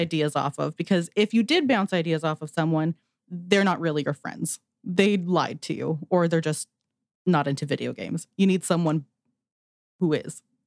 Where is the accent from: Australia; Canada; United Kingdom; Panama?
Canada; Alberta; I'm also from Alberta, Canada